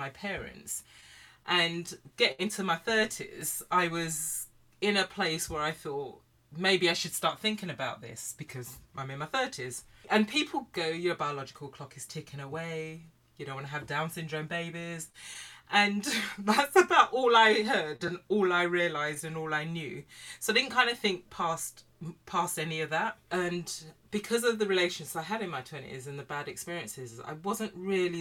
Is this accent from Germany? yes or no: no; United Kingdom; So I grew up, I'm black British from a Caribbean family.